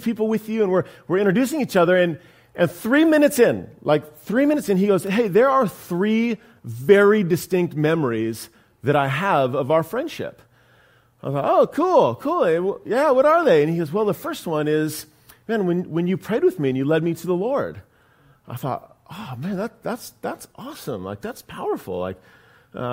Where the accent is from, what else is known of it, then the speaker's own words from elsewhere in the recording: Humboldt County, California, United States; also born or lived in Central Valley, California; I was born in the Central Valley, California. I try not to say that too loudly because it's kind of an embarrassing place to be born in. But my family moved away, thank God, to Northern California. I grew up in Humboldt County.